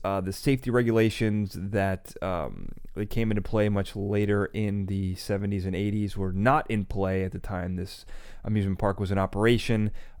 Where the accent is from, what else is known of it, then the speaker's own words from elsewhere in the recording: Illinois, United States; And I remember growing up in the Chicagoland area that Indiana Beach was a big place to go.